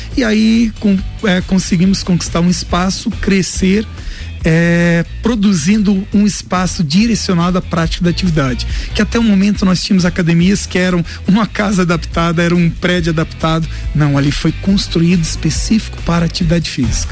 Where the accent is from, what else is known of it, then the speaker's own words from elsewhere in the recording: Lages, Santa Catarina, Brazil; Lages, né? Minha cidade natal não quis sair daqui